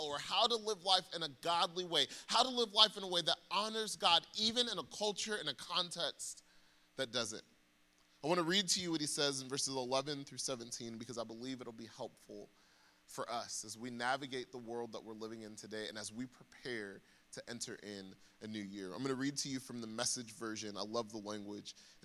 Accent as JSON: {"language": "English", "town": "Atlanta", "region": "Georgia", "country": "United States", "said": "I'm from Atlanta"}